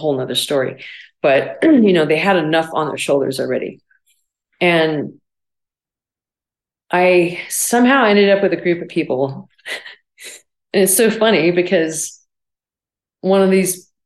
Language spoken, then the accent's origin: English; Barstow, California, United States; moved away as an adult; also born or lived in Illinois; growing up in Barstow, it was, you know, a really small town